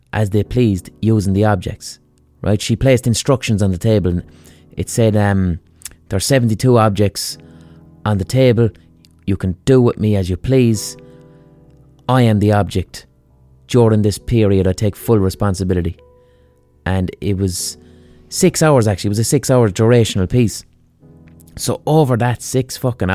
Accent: Limerick, Munster, Ireland; I'm from Limerick.

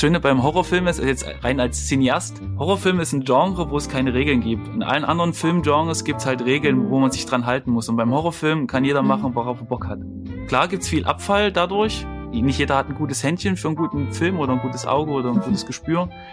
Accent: Leipzig, Saxony, Germany; Ich komme ja aus Leipzig

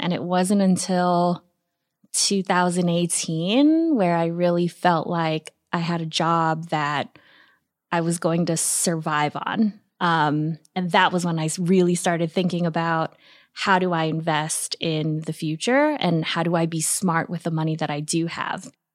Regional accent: Guam; moved away as an adult; also born or lived in New York City; I moved from Guam, a tiny island in the Pacific where I was born and raised

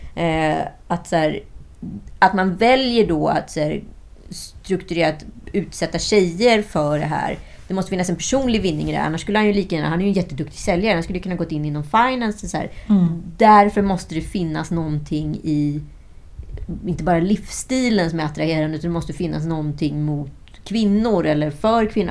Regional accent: Sweden; vi som svenskar

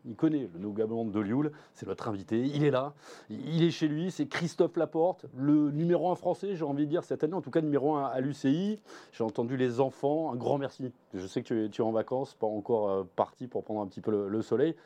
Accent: southern France, France; quand on est français, comme toi, comme moi, sudiste, en plus

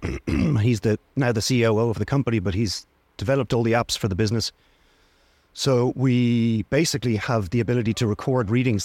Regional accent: Dublin, Leinster, Ireland; also born or lived in Wicklow; now in Greystones, Ireland; I'm from Dublin

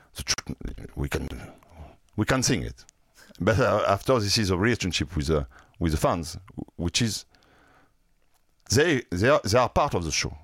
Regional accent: France; accent: French; English is a second language; also born or lived in Marseille; with a French accent

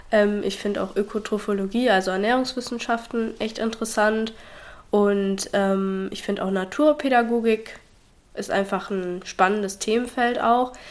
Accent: Habstedt, Germany; ich bin 20 Jahre alt, ich komme aus Habstedt, aus dem wunderschönen Habstedt.

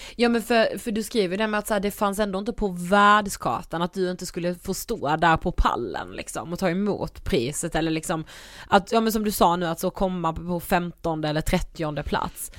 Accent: Karlshamn, Blekinge, Sweden; vi är också uppvuxna i en liten stad, vi är från Karlshamn i Blekinge

